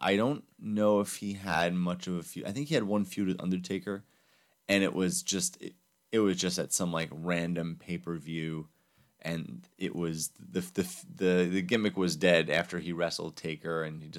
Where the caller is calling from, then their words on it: Minnesota, United States; I'm calling in from Minnesota, guys.